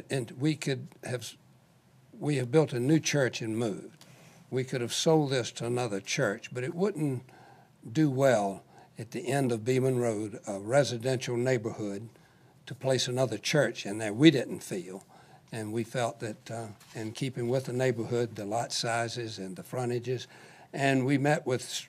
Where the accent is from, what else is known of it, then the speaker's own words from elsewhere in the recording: Norfolk, Virginia, United States; I was born and raised in Norfolk, lived in this neighborhood all my life